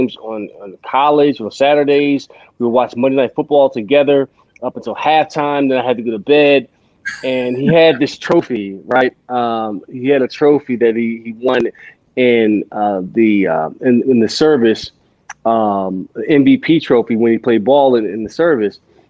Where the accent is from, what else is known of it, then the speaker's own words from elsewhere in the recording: Philadelphia, Pennsylvania, United States; I grew up in Pennsylvania, Philadelphia